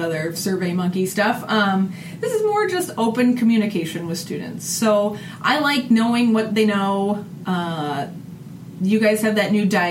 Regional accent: Northeast Iowa, United States; this is my hometown

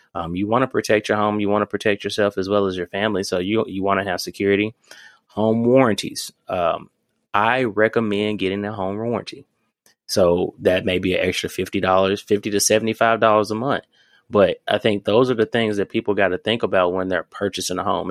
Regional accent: Memphis, Tennessee, United States; now in Louisville, United States; I'm coming from Memphis

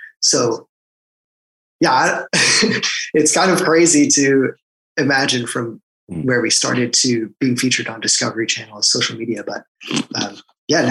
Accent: outside Boston, Massachusetts, United States; also born or lived in Rochester, New York; I grew up out right outside of Boston, which is also where I am now

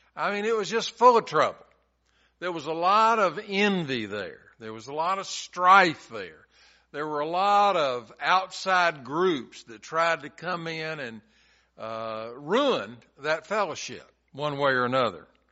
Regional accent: Chattanooga, Tennessee, United States; When I was growing up in Chattanooga, I went to a church in our neighborhood

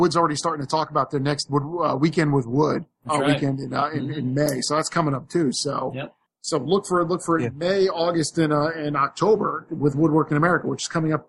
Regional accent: Tampa, Florida, United States; I'm from Tampa.

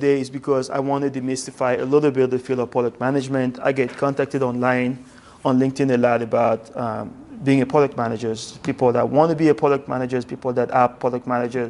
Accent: Algeria; born there; I was born in West Africa in a country called Algeria.

